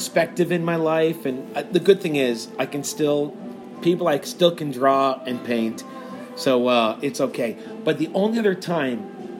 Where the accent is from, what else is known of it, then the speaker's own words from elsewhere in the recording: Cleveland, Ohio, United States; moved away; I grew up in Cleveland, Ohio